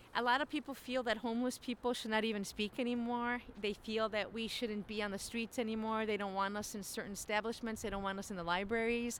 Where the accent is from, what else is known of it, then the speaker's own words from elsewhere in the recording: Chicago, Illinois, United States; I was born in Chicago. Mm. Uh, I'm a Chicagoan